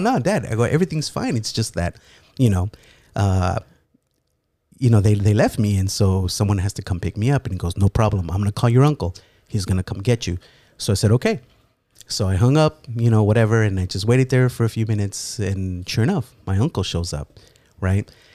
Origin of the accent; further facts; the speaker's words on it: Los Angeles, California, United States; I was born in L